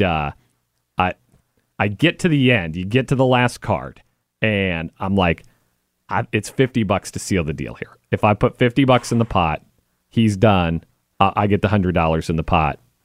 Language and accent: English; Wichita, Kansas, United States; moved away as an adult; I grew up in Wichita, Kansas